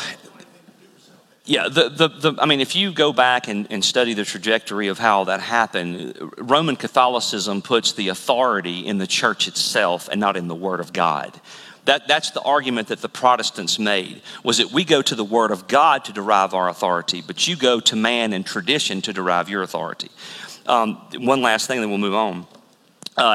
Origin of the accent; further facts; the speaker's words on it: Mississippi Delta, United States; we come from the Mississippi Delta